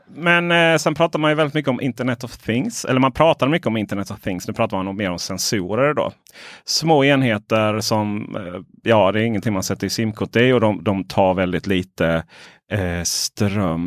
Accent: Ronneby, Blekinge, Sweden; moved away; där jag växte upp eh, Blekinge, Ronneby.

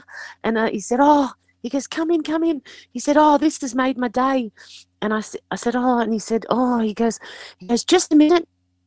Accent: Sydney, New South Wales, Australia; also born or lived in Liverpool, New South Wales; I was born in Liverpool Hospital, but I was with my family in Picnic Point

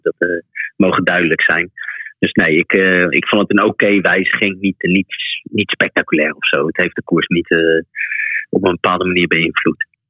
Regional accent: The Hague, South Holland, Netherlands; moved away as an adult; now in Belgium; daar ben ik vlakbij eh, ook opgegroeid

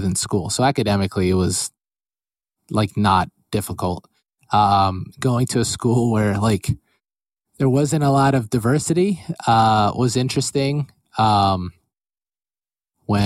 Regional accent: Allentown, Pennsylvania, United States; I grew up my whole life in Allentown, Pennsylvania

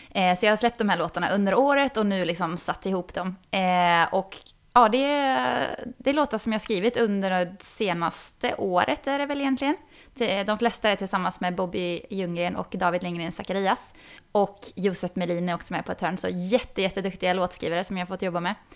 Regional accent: Falköping, Västra Götaland, Sweden; accent: västdialekt, västgötska; Jag är inte från Göteborg, men jag är från Falköping.

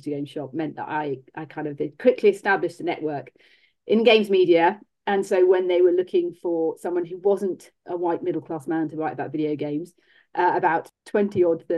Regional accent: Bath, South West England, United Kingdom; I grew up in Bath

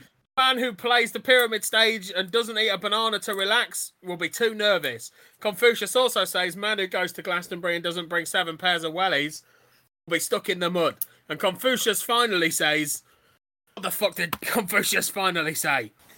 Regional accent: Australia; Look at this lovely face, Simon. I'm Australian.

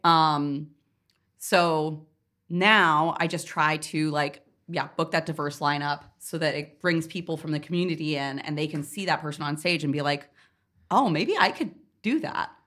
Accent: Northeast Kingdom, Vermont, United States; moved away; also born or lived in New York; I grew up in the Northeast Kingdom

